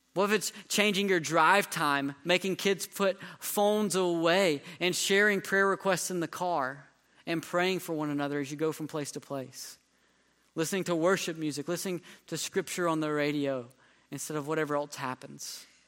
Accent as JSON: {"language": "English", "region": "North Carolina", "country": "United States", "tie": "born or raised there", "moved": "yes", "lives_now": "Texas, United States", "said": "I grew up in North Carolina"}